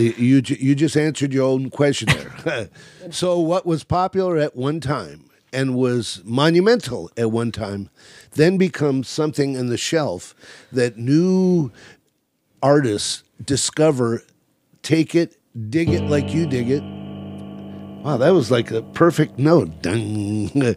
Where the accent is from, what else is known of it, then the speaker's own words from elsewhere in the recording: California, United States; also born or lived in Chicago, Illinois; We moved out to California